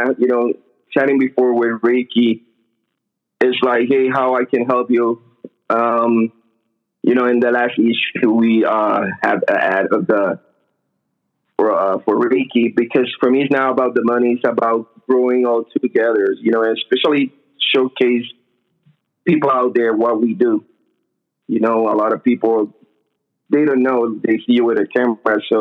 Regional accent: Puerto Rico; moved away as an adult; now in Bay Area, United States; I'm actually from Puerto Rico, but I have been living here 6 years.

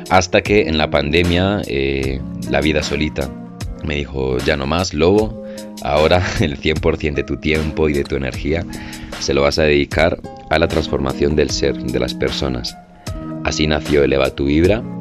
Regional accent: Madrid, Community of Madrid, Spain; moved away as an adult; also born or lived in Medellín, Colombia; now in Colombia; Yo nací en Colombia, en Medellín, en 1995. Eh, fui a España a vivir, a Madrid, y crecí toda mi vida allí. Y a los 19 años, por temas de la crisis, por temas de la universidad, decidí cambiar mi vida por completo y regresar

